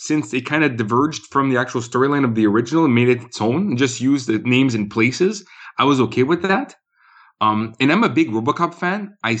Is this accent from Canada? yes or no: yes; Canada; As a Canadian